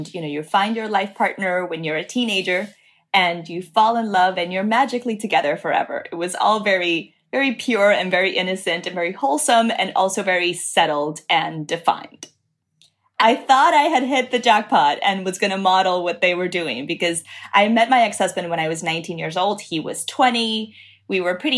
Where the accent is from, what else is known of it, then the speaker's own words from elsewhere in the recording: Dominican Republic; now in Miami, United States; I live in Miami. I grew up in Dominican Republic.